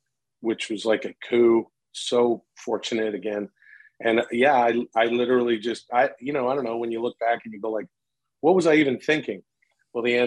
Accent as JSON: {"language": "English", "country": "Canada", "tie": "born or raised there", "moved": "yes", "lives_now": "United States", "said": "I grew up in Canada"}